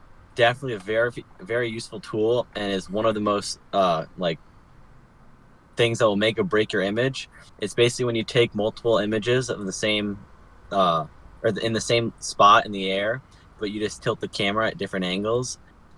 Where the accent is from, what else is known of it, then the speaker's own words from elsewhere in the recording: Connecticut, United States; I'm from Connecticut in the United States